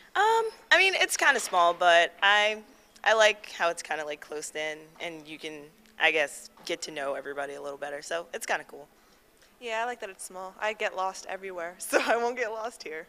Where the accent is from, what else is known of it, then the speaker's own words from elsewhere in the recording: Silver Spring, Maryland, United States; I am from Silver Spring, Maryland.